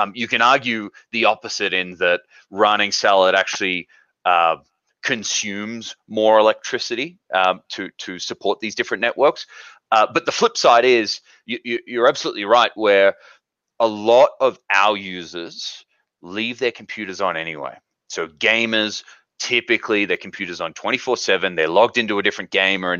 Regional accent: Australia; moved away as an adult; now in Park City, United States; Originally, I'm from Australia, have been here in the States for about 5 years now.

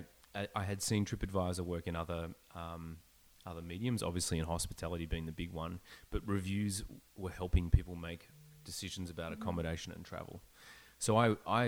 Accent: Melbourne, Victoria, Australia; moved away as an adult; also born or lived in Sydney, Australia; now in Vancouver, Canada; I grew up in Melbourne. Mm-hmm. I lived in Sydney for about 9 years.

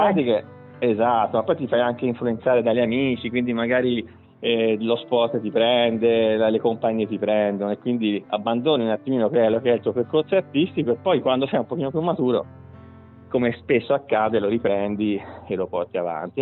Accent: Tuscany, Italy; also born or lived in Viareggio; noi come toscani, italiani

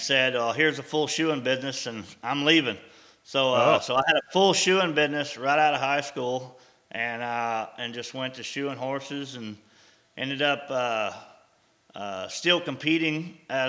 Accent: Abilene, Texas, United States; also born or lived in Moscow, Idaho; we had come on back to Abilene, Texas

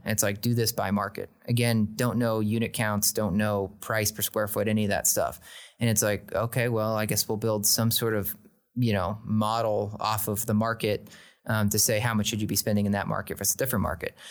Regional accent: Oklahoma, United States; I was born in Oklahoma

